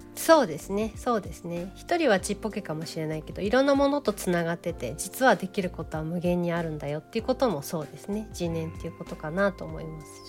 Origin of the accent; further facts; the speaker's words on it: Kawasaki, Kanagawa, Japan; now in Matsumoto, Japan; 私が生まれ育ちが神奈川県の川崎というところなんですけど